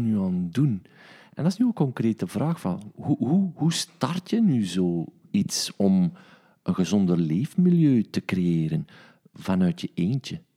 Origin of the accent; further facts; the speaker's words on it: East Flanders, Belgium; ik ben van Oost-Vlaanderen.